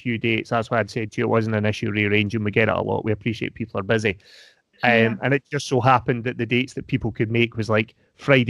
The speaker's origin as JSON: {"language": "English", "region": "Scotland", "country": "United Kingdom", "accent": "Scottish", "said": "I am Scottish, but I don't ever think I sound particularly Scottish"}